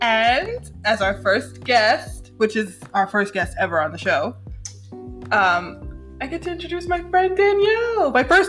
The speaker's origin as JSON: {"language": "English", "region": "New York", "country": "United States", "moved": "yes", "lives_now": "Atlanta, United States", "said": "We're from New York"}